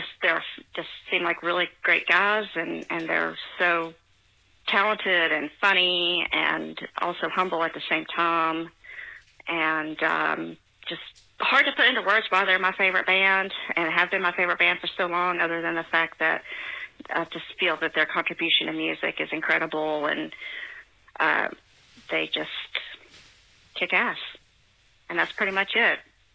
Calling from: Tennessee, United States; also born or lived in Virginia; I'm calling from Tennessee

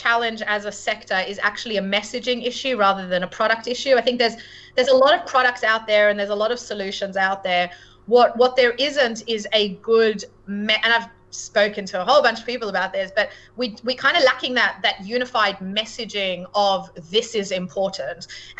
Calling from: London, United Kingdom; Certainly London, and I am speaking from London, but the UK is very known for financial services.

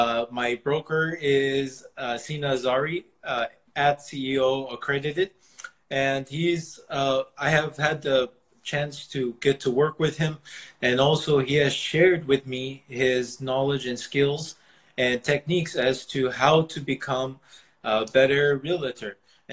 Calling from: Lake Forest, California, United States; I'm coming from Lake Forest, California. That's near Irvine.

